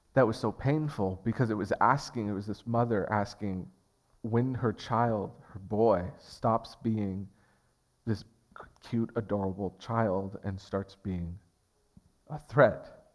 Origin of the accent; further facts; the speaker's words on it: Portland, Oregon, United States; I grew up in North Portland. I was raised in North Portland